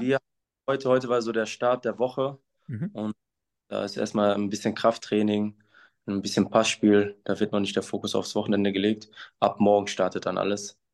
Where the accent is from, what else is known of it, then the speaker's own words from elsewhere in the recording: Essen, North Rhine-Westphalia, Germany; moved away as an adult; now in Münster, Germany; ich bin in Essen geboren, das ist meine Heimatstadt